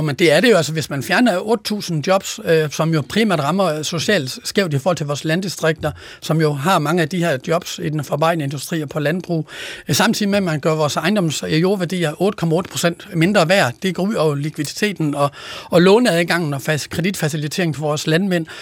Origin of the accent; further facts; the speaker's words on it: Denmark; Jylland, hvor jeg kommer fra